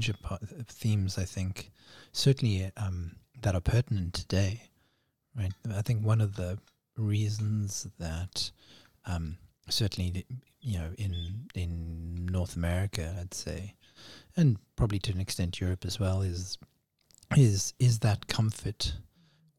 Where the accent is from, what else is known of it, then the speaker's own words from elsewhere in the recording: South Africa; now in Canada; growing up in South Africa